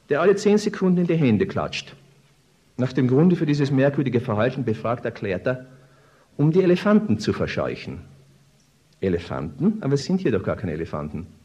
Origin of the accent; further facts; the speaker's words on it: Austria; Mein Vater kam aus Böhmen, meine Mutter war Italienerin. Auf diese Weise bin ich ein richtiger Österreicher.